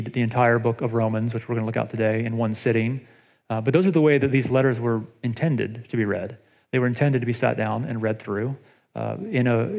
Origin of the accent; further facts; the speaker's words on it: Atlanta, Georgia, United States; now in Ohio, United States; I grew up in Atlanta